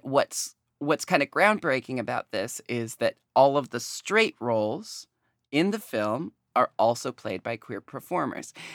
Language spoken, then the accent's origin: English; United States; growing up in America